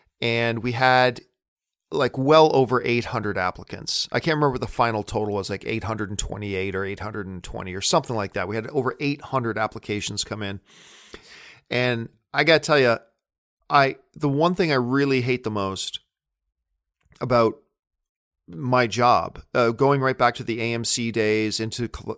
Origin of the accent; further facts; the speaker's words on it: Hamilton, Ontario, Canada; now in Los Angeles, United States; You understand, I'm a Canadian kid coming from Hamilton, Ontario, Canada.